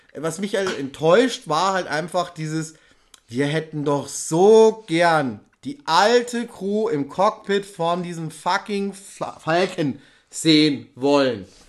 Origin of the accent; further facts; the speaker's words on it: Ingolstadt, Bavaria, Germany; bei uns in Ingolstadt